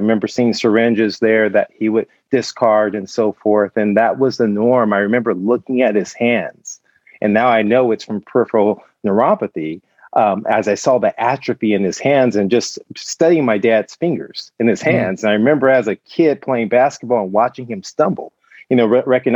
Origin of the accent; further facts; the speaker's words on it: Compton, California, United States; I was born and raised in Compton, California